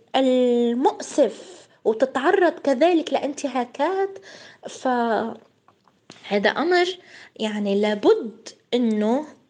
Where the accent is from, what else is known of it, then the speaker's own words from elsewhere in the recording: Palestine; انا مثلا كفلسطينية